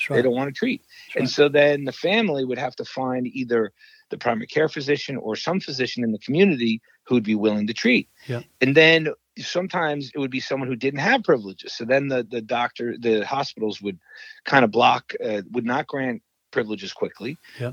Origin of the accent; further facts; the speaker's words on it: New York, United States; now in Wisconsin, United States; I am from New York, but I uh, now live in Wisconsin.